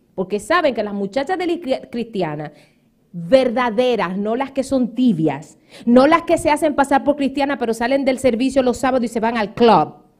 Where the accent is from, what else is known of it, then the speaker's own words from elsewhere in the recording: Dominican Republic; also born or lived in Puerto Rico; now in United States; en mi país